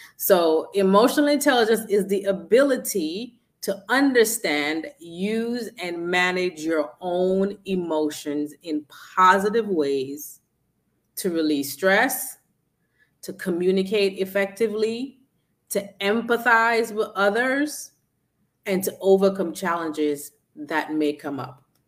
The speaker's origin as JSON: {"language": "English", "town": "New York City", "region": "New York", "country": "United States", "said": "I'm from Brooklyn"}